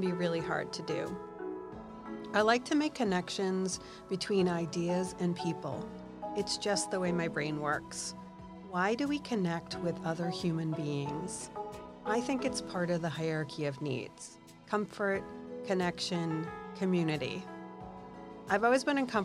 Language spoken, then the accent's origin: English; South Shore, Massachusetts, United States; We are both from the South Shore